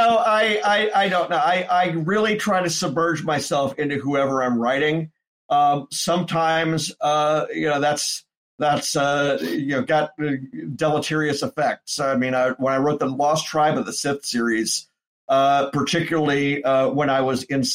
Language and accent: English; Memphis, Tennessee, United States; moved away; at a bookstore in Memphis. Went back to my hometown for it